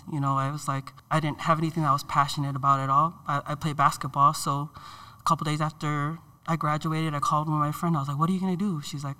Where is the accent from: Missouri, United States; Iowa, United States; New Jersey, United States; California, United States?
California, United States; Daly City; also born or lived in San Francisco; I was born in San Francisco, raised in Daly City by my grandparents, my mom's parents. They're from Hawaii, and my dad's parents were also involved in my life too, and they're from Samoa.